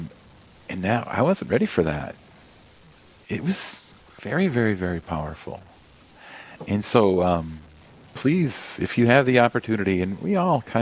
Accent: Yankton, South Dakota, United States; I grew up in Yankton, South Dakota

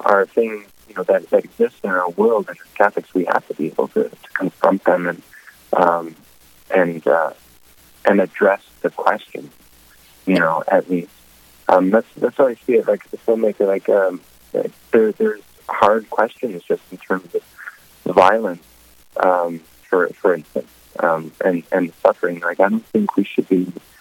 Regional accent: Wisconsin, United States; moved away as an adult; also born or lived in New York City; now in North Dakota, United States; I grew up in Wisconsin, the eldest of six kids

